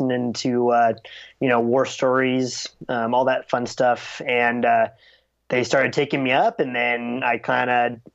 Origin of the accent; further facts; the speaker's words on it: Sacramento, California, United States; also born or lived in Wilton, California; I grew up in Sacramento, California.